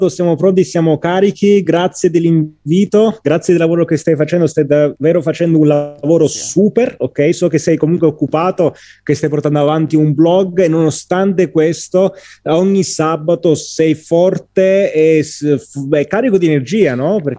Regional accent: Agropoli, Campania, Italy; sono del Cilento, della provincia di Salerno, Agropoli e ho ambizioni diplomatiche, ok?

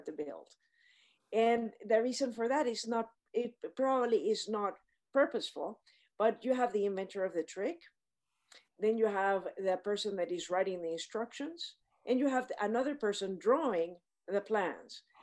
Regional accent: Panama; I grew up in Panama, which is in Central America

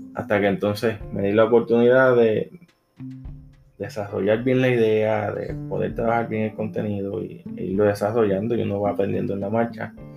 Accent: Puerto Rico; soy de Puerto Rico

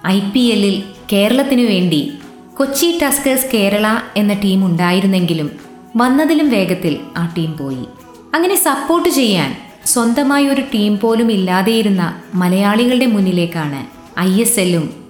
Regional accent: Ernakulam, Kerala, India; ഞാൻ എറണാകുളത്തുകാരി

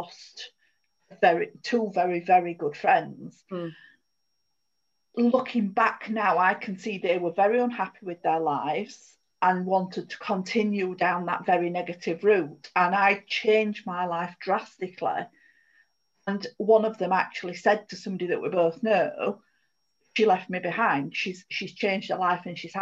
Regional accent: United Kingdom; as British people

